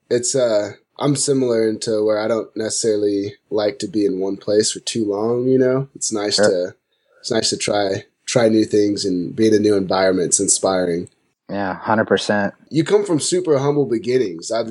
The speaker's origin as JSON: {"language": "English", "town": "Amarillo", "region": "Texas", "country": "United States", "tie": "born or raised there", "moved": "yes", "lives_now": "Fort Collins, United States", "said": "I grew up in Amarillo, Texas"}